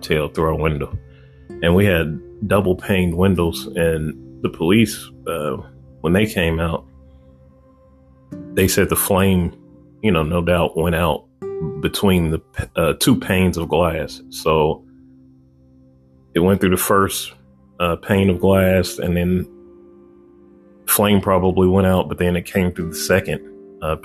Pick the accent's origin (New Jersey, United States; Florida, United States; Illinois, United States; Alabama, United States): Illinois, United States; Chicago; I was born in Chicago